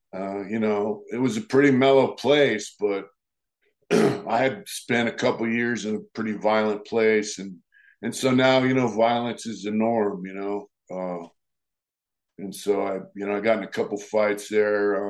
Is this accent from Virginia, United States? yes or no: no; Lakeside, California, United States; I grew up in a town called Lakeside in San Diego, California